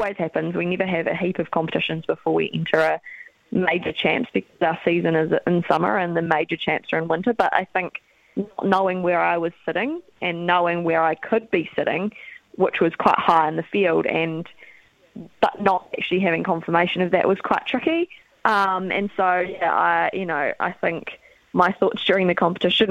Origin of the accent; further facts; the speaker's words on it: Dunedin, Otago, New Zealand; we're from Dunedin